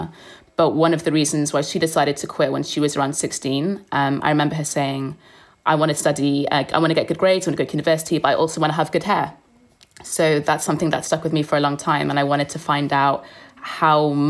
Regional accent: Cardiff, Wales, United Kingdom; I'm from Cardiff

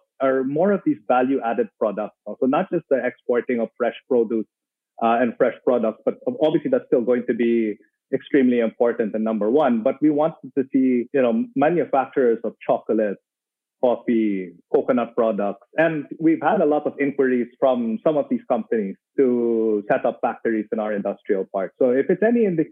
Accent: Manila, Metro Manila, Philippines; moved away as an adult; now in Davao, Philippines; I was born in Manila.

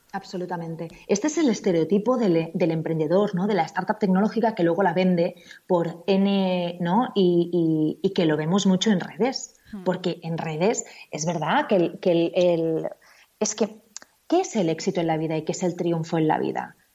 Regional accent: Spain; En Estados Unidos tú eres una Spaniard

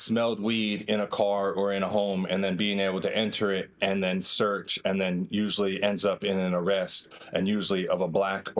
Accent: Modesto, California, United States; in my experience growing up in Modesto, you could get pulled over for anything during the 90s

